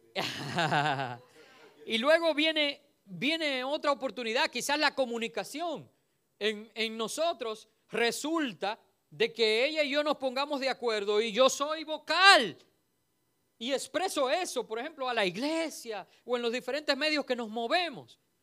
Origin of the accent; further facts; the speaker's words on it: Dominican Republic; Nosotros somos un país caribeño